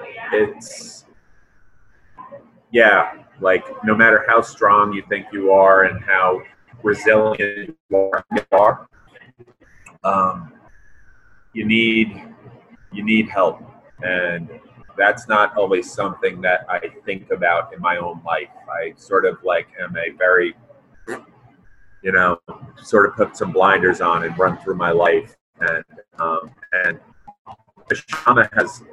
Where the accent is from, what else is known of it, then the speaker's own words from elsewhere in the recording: New York City, New York, United States; now in Georgia, United States; Misham and I are both from New York City, right? So we're Yankees, and we're damn Yankees by Georgia standards